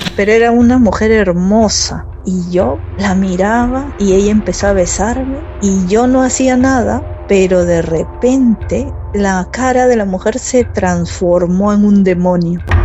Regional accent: Peru; moved away as an adult; now in Akureyri, Iceland; Yo me vine aquí a los 20, casi los 20 años. Vine por cuestiones de trabajo para trabajar, porque la situación en mi país no estaba muy bien.

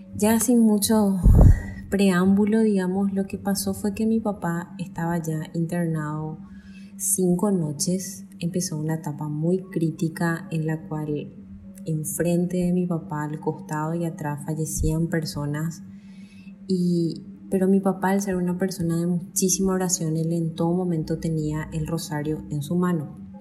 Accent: Paraguay; soy de Paraguay.

